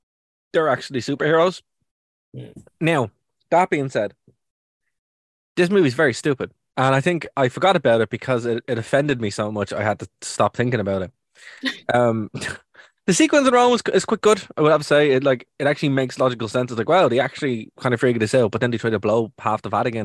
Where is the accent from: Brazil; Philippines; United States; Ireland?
Ireland; being Irish